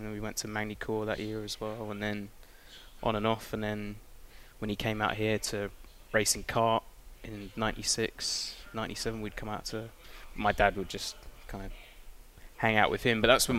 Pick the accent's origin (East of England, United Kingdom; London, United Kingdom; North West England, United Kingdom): East of England, United Kingdom; Cambridge; spent a lot of time growing up in Cambridge